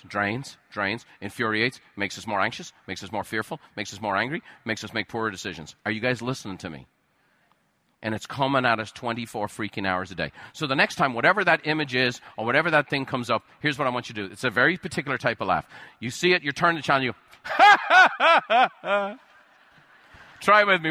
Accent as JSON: {"language": "English", "country": "Ireland", "tie": "born or raised there", "moved": "yes", "said": "I grew up in Ireland"}